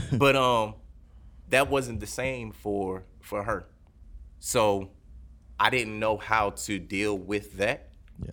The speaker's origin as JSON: {"language": "English", "town": "Detroit", "region": "Michigan", "country": "United States", "tie": "born or raised there", "moved": "yes", "said": "I grew up in Detroit, so I've heard gunshots"}